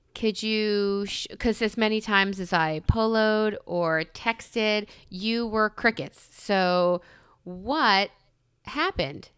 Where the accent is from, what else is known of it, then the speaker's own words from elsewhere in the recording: New York, United States; I'm a New Yorker.